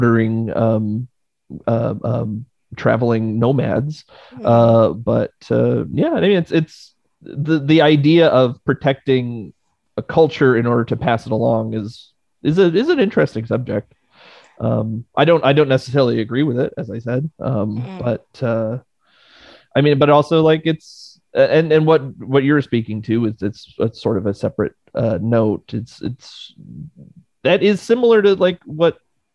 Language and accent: English; Quebec, Canada; I grew up in Quebec